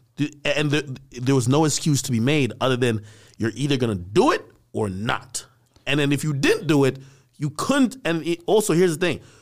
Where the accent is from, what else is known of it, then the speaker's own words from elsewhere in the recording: Jamaica; now in United States; I grew up in Jamaica